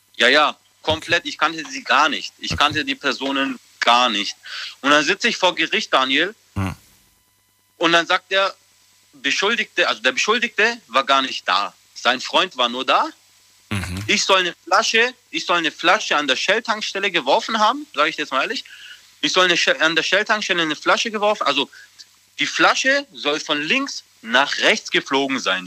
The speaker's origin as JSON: {"language": "German", "town": "Böblingen", "region": "Baden-Württemberg", "country": "Germany", "said": "ich komme aus Böbling"}